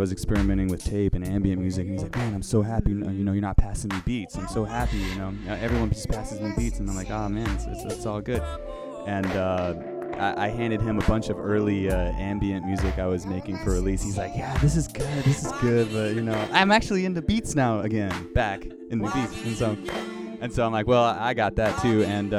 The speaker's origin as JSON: {"language": "English", "region": "the South", "country": "United States", "tie": "born or raised there", "moved": "as an adult", "lives_now": "Los Angeles, United States", "said": "jumping into LA from the South, like born and raised in the South, being trapped in the South all my life."}